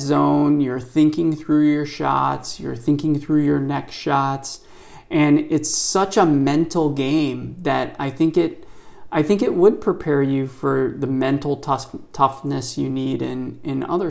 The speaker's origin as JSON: {"language": "English", "town": "Cleveland", "region": "Ohio", "country": "United States", "tie": "born or raised there", "said": "growing up in Cleveland"}